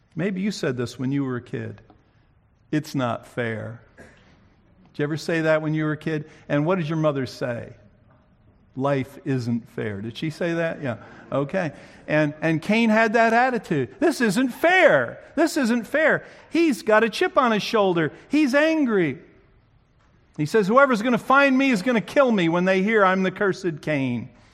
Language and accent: English; New Jersey, United States; moved away; I grew up in New Jersey, where people talk fast